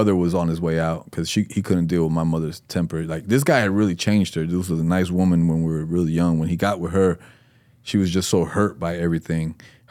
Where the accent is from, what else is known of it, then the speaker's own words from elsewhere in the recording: East Fort Myers, Florida, United States; also born or lived in Puerto Rico; East Fort Myers was the first place that we came to from Puerto Rico. So if I always refer to that and say, just a young Puerto Rican kid from East Fort Myers, because that was our stomping ground